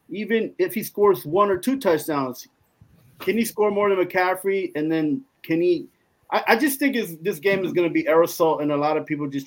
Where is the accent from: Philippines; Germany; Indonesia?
Germany; I raised I was raised in Ger- Germany, so I got the opportunity to watch either LA affiliate TV networks or New York t- affiliate.